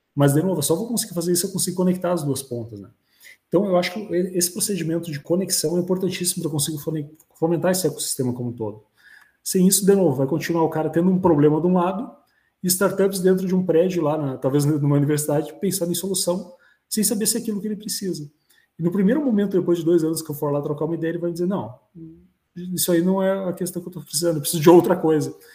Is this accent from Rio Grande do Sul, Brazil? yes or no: yes; Vales region, Rio Grande do Sul, Brazil; aqui na região dos Vales, né, onde também estou inserido, né? Local onde nasci, me criei